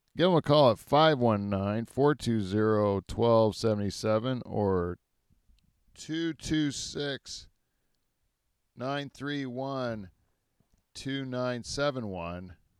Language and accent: English; Canada; as Canadians